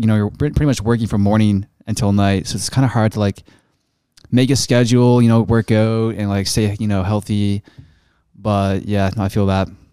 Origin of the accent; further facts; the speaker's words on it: Canada; accent: Canadian; me being a Canadian